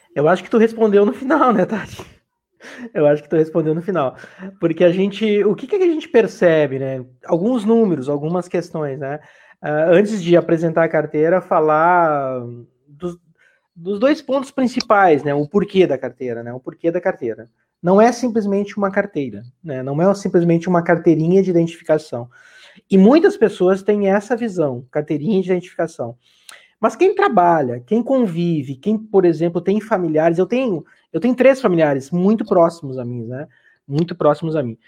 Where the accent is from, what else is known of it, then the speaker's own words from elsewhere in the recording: Bom Retiro do Sul, Rio Grande do Sul, Brazil; moved away as an adult; also born or lived in Porto Alegre; now in Lajeado, Brazil; Eu sou natural de Bom Retiro do Sul, do interior aí do Vale do Taquari, trabalhando na agricultura.